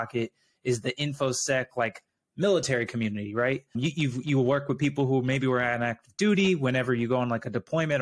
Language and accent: English; Arizona, United States; moved away as an adult; also born or lived in Texas; I'm originally from Arizona and went to college in Arizona